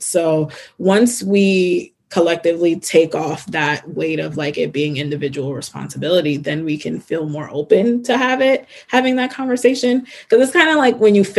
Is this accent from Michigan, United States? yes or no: no; Newark, New Jersey, United States; I grew up in Newark, New Jersey.